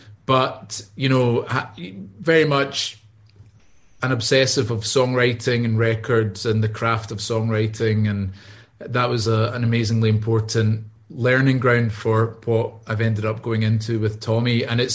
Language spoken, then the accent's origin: English; Glasgow, Scotland, United Kingdom; born and raised in Glasgow and had a music career